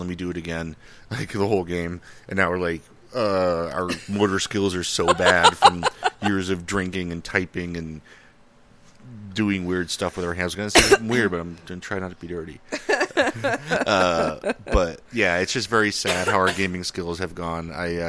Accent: Minnesota, United States; They have huge accents. I'm from Minnesota. It almost sounds Canadian.

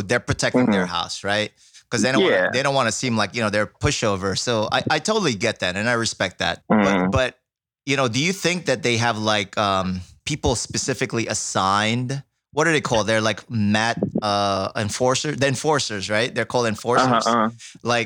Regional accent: New York City, New York, United States; us New Yorkers

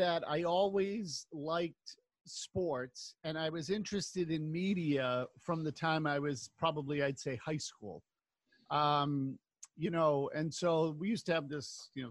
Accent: Waltham, Massachusetts, United States; also born or lived in Watertown, Massachusetts; I grew up in Waltham, actually grew up in Watertown and Waltham and lived in, you know, my family moved when I was 13

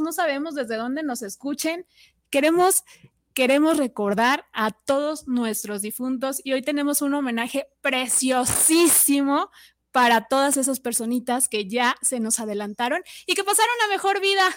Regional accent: Mexico; nuestra tradición aquí en México

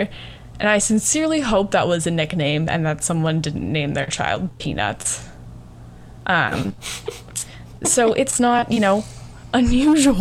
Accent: United States; I'm American first and foremost, and then I have ancestors from Lithuania

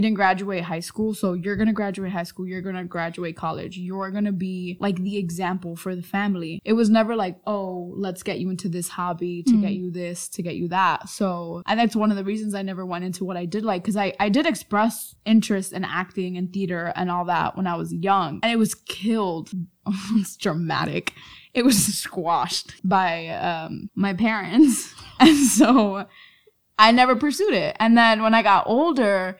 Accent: New York City, New York, United States; I was raised in Manhattan my whole life.

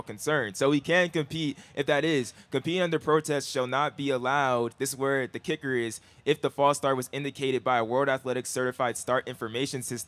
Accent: Southern California, United States; We from SoCal

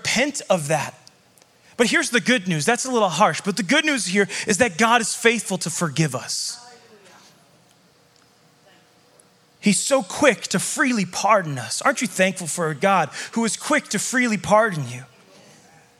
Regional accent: Chicago, Illinois, United States; now in Montana, United States; when I moved to Montana, I came from Chicago. I grew up as a city kid. So in Chicago

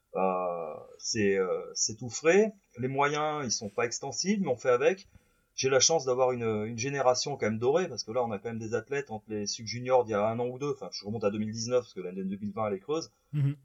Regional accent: Saint-Marcellin, Auvergne-Rhône-Alpes, France; je suis originaire de Saint-Marcelin dans l'Isère.

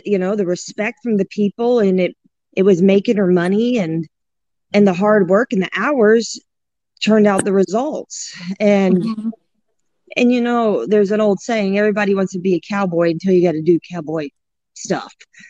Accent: New Orleans, Louisiana, United States; And I grew up just in the outskirts of New Orleans. I was born in New Orleans, Louisiana.

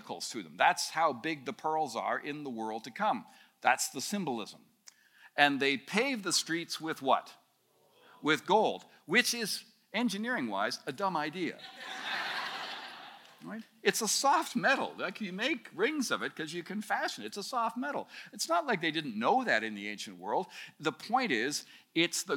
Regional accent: Canada; as a Canadian

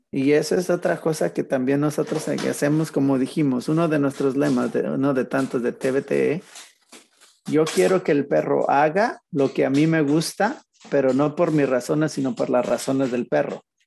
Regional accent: Mexico; moved away; pues yo soy mexicano también

